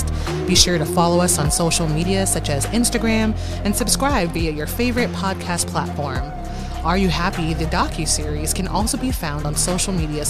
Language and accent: English; South Texas, United States; I grew up in South Texas